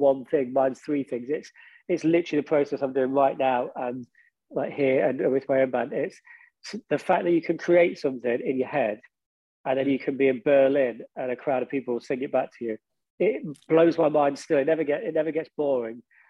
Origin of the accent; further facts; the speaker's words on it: Derby, East Midlands, United Kingdom; moved away as an adult; now in London, United Kingdom; I am really proud of my hometown. And because the whole time we were in the band originally, we lived in Derby. And it's kind of weird to me now because I now live in London.